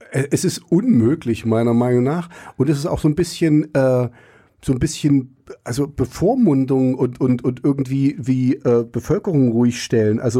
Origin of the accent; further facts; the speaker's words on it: East Germany, Germany; Und ich bin ja auch im Osten groß geworden. Ich wusste auch, in der Schule muss ich anders reden als zu Hause.